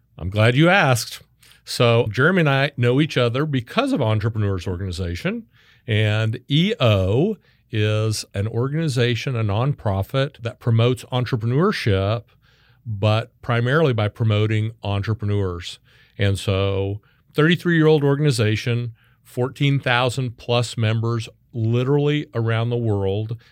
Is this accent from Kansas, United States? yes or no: yes; Wichita, Kansas, United States; now in Texas, United States; I was born and raised in Wichita, Kansas.